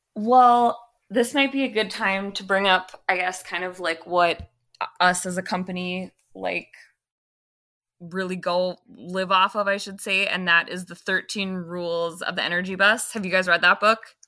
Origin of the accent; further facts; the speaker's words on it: Fargo, North Dakota, United States; being born and raised here